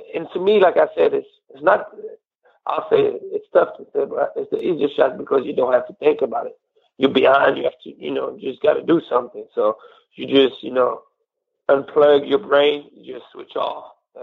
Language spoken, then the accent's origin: English; Cognac, Nouvelle-Aquitaine, France; It's like an hour away from my hometown. I'm from Cognac.